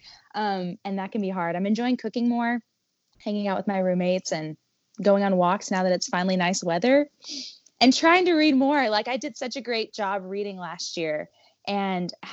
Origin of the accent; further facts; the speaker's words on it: Kentucky, United States; we're both from Kentucky